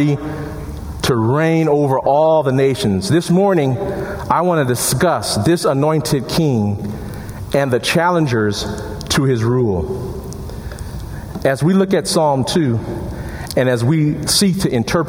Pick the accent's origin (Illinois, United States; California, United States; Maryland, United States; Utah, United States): Illinois, United States; Chicago; now in Madison, United States; my hometown of Chicago